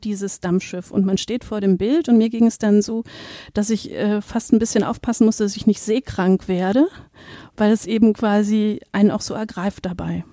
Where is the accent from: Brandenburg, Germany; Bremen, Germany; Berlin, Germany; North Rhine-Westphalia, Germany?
Berlin, Germany; moved away as an adult; also born or lived in Braunschweig / Kassel / Dresden; now in Münster, Germany; Ich komme ursprünglich aus Berlin, habe da Kunstgeschichte studiert und auch promoviert